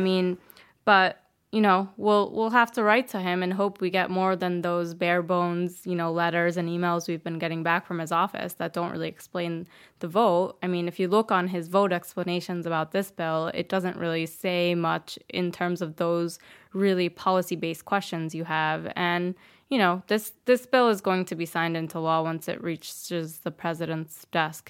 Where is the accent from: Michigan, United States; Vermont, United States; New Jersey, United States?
New Jersey, United States; moved away; I grew up in New Jersey.